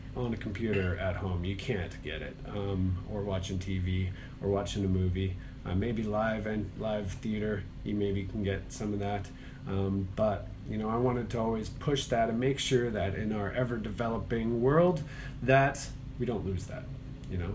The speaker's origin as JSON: {"language": "English", "town": "Calgary", "region": "Alberta", "country": "Canada", "tie": "born or raised there", "also_born_or_lived": "Toronto", "moved": "as an adult", "lives_now": "Charlotte, United States"}